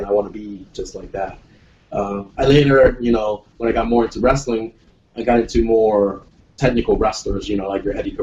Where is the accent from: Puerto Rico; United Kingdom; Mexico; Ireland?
Puerto Rico; I'm from Puerto Rico